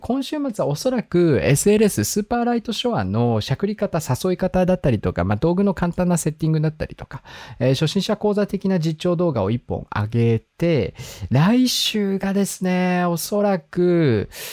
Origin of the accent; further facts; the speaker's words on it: Hokkaido, Japan; now in Tokyo, Japan; 北海道出身